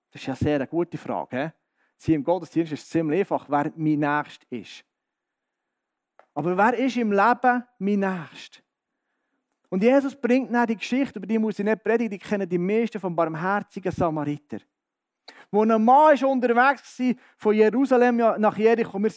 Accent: Bern, Switzerland; ich bin im Berner Oberland aufgewachsen, wohne jetzt im Berner Seeland und komme jetzt hier ins Mittelland

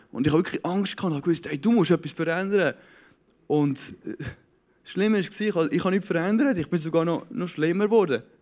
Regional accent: Knonau, Zurich, Switzerland; Ich bin der jüngste von, von sechs Kindern. Ähm, aufgewachsen im Säuliamt in Knonau, ähm, einem super, super schönen Ort.

